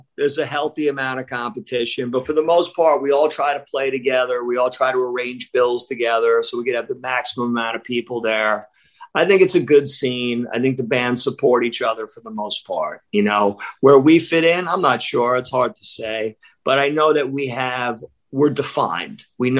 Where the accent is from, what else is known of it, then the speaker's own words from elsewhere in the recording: Columbus, Ohio, United States; So I'm from Columbus, Ohio.